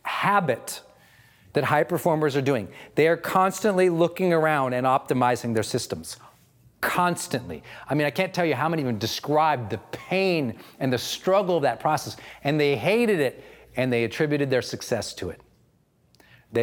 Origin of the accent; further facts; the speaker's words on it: Montana, United States; I'm from Montana